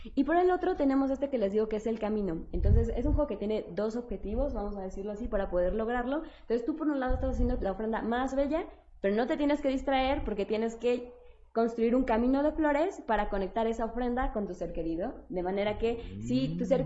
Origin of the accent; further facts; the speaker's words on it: Mexico; en nuestro imaginario como mexicanos